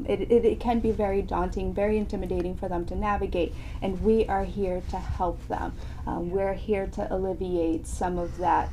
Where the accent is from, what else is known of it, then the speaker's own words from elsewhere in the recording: Camden, New Jersey, United States; moved away as an adult; now in Gloucester, United States; I'm originally from Camden, New Jersey, and moved or transplanted into the Gloucester, Cape Ann area in early 2008.